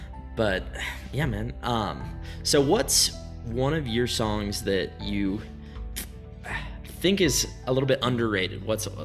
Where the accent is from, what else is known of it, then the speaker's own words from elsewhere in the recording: Jackson, Wyoming, United States; now in Laramie, United States; Yeah, I'm from Jackson too